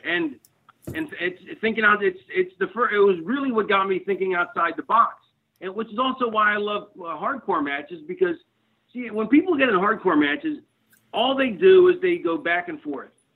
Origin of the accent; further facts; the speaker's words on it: Philadelphia, Pennsylvania, United States; moved away as an adult; also born or lived in Connecticut; I was born in the 60s, but I grew up in the 70s in Philly